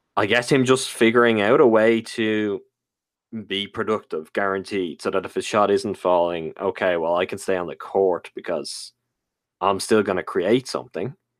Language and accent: English; Ireland; as an Irish man